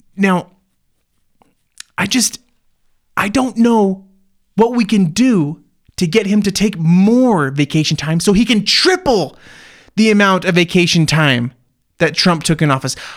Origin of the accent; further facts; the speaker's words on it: United States; growing up in the American so, school system